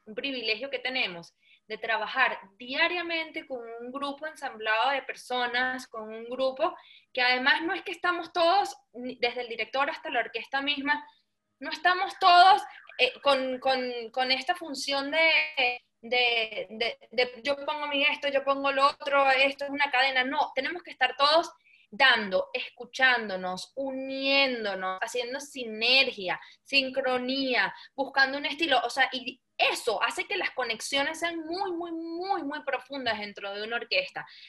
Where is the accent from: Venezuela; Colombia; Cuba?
Venezuela; soy venezolana de generaciones y generaciones y generaciones